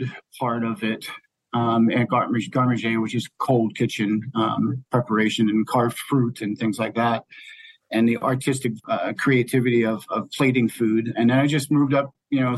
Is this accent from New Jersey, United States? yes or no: yes; New Jersey, United States; moved away; I grew up in New Jersey